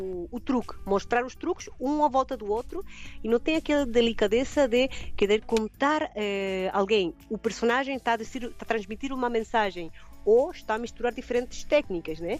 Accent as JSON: {"language": "Portuguese", "country": "Chile", "second_language": "Portuguese", "moved": "as an adult", "lives_now": "Algarve, Portugal", "said": "meu país de origem, né, no Chile"}